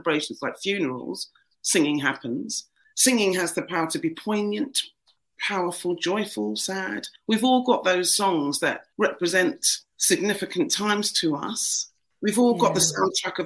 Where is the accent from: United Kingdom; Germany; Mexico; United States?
United Kingdom; London; now in Liverpool, United Kingdom; I grew up in the East End of London.